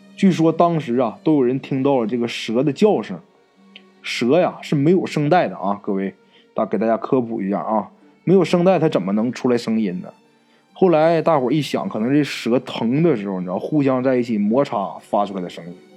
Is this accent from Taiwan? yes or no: no; Northeast China, China; 咱们东北话叫野鸡脖子